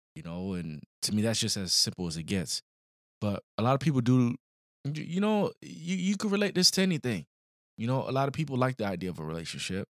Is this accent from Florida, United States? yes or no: yes; Florida, United States; also born or lived in Illinois; we come from Florida, a little city